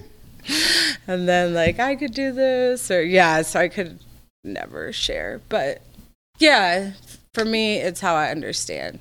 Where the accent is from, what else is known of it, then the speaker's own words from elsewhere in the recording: Texas, United States; moved away; I'm from the South, so I feel like I'm pretty much typical Texas Southern girl